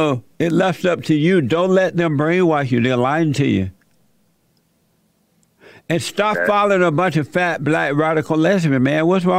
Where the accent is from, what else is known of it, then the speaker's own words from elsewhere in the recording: Alabama, United States; I grew up under the Jim Crow laws. I grew up in Alabama on a plantation.